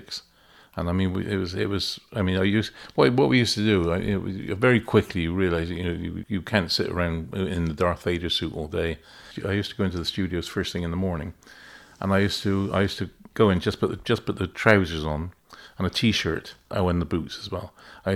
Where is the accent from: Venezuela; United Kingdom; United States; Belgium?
United Kingdom; West Country, South West England; accent: West Country; my West Country accent